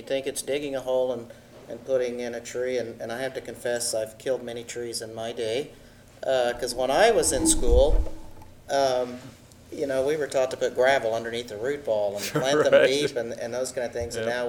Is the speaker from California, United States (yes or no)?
no; Texas, United States; I'm from Texas